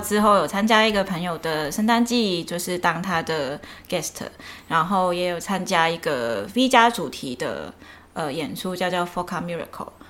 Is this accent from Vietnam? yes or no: no; Macau; first language Cantonese; Chinese is a second language; 我是在澳门出生